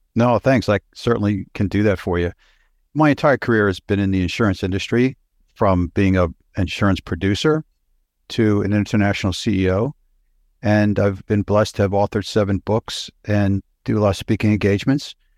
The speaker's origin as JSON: {"language": "English", "region": "Pennsylvania", "country": "United States", "tie": "born or raised there", "also_born_or_lived": "New York City / Los Angeles / Houston / United Kingdom", "moved": "yes"}